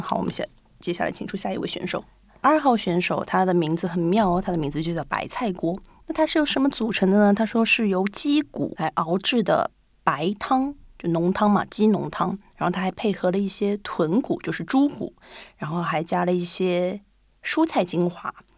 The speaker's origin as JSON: {"language": "Chinese", "region": "Shanghai", "country": "China", "tie": "born or raised there", "moved": "as an adult", "lives_now": "Japan", "said": "我家是上海的嘛"}